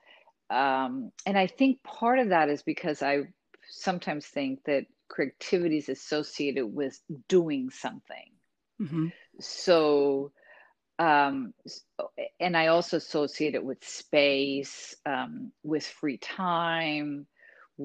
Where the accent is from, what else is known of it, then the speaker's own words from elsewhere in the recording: Cleveland, Ohio, United States; also born or lived in Puerto Rico; I was born in the Midwest